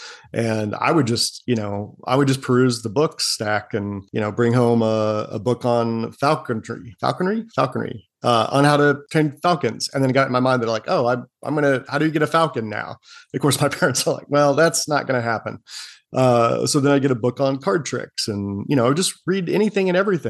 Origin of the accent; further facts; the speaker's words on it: Oklahoma City, Oklahoma, United States; accent: Okie; moved away; also born or lived in San Antonio, Texas; I was born and raised in Oklahoma City. So you'll get a little bit of an Okie accent, even though I haven't been back there in a few decades